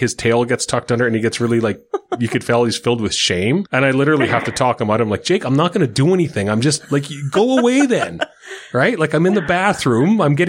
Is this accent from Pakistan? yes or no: no; Saskatchewan, Canada; I guess I'm from Saskatchewan.